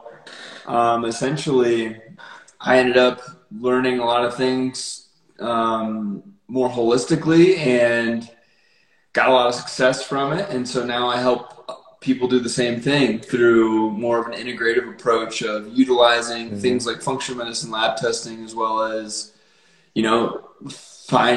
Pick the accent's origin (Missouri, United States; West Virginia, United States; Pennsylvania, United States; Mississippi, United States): Pennsylvania, United States; northwestern; moved away as an adult; now in Colorado, United States; I grew up in northwestern Pennsylvania, on the New York border, so right in the Allegheny National Forest